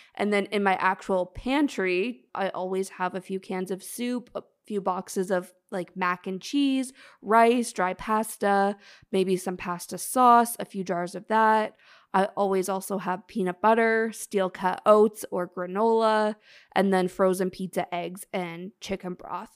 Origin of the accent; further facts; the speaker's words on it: Canada; now in Toronto, Canada; … and I are in Toronto, we're Canadian